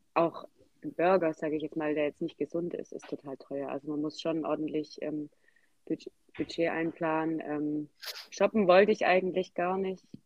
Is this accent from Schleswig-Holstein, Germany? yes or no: no; Swabia, Baden-Württemberg, Germany; accent: Swabian; ich komme aus dem Schwabenland, was man sicher auch gehört. Ich bemühe mich zwar Hochdeutsch zu sprechen